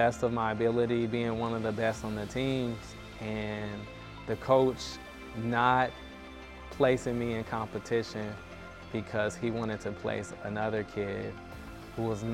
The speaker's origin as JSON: {"language": "English", "town": "Denver", "region": "Colorado", "country": "United States", "tie": "born or raised there", "said": "I grew up in Denver, Colorado."}